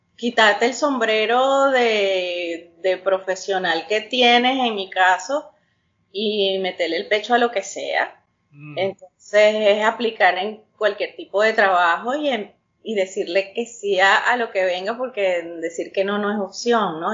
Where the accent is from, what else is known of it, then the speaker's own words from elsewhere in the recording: Venezuela; moved away as an adult; also born or lived in Utah, United States; now in United States; Yo soy venezolana, más, más criolla que las carotas negras, nacida en, en el exterior, en el estado de Utah.